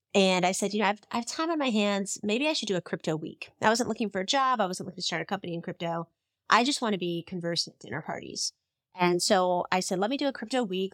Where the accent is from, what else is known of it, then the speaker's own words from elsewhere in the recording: Bay Area, California, United States; I grew up in the Bay Area.